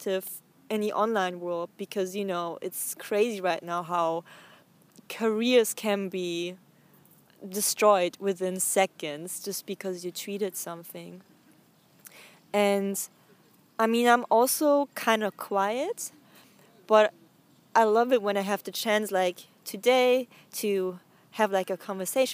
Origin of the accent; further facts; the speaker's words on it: Bavaria, Germany; now in Berlin, Germany; I grew up in South Germany, in Bavaria